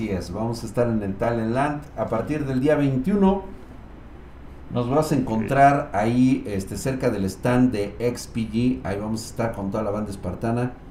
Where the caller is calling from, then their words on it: Guadalajara, Jalisco, Mexico; De Guadalajara.